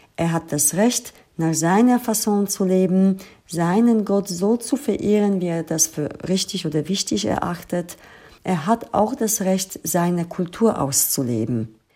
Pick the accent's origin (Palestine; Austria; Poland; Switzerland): Poland; Lower Silesian Voivodeship; now in Germany; ich komme aus Polen, aus einem Land, das vor dem Zweiten Weltkrieg den größten jüdischen Bevölkerungsanteil hatte. Ich wuchs in einem Land auf